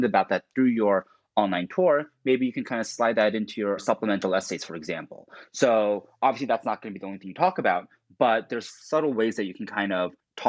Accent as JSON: {"language": "English", "region": "New Jersey", "country": "United States", "tie": "born or raised there", "said": "I grew up in Jersey"}